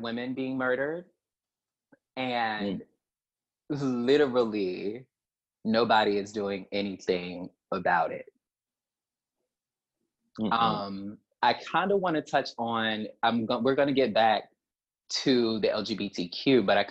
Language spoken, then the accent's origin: English; the South, United States; growing up in the South, just raised to not ruffle any feathers